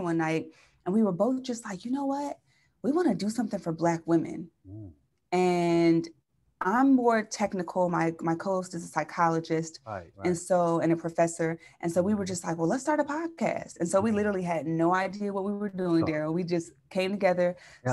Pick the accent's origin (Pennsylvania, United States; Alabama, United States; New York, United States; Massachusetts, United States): Pennsylvania, United States; Chester; moved away as an adult; also born or lived in San Diego, California; now in San Francisco, United States; I'm from Philly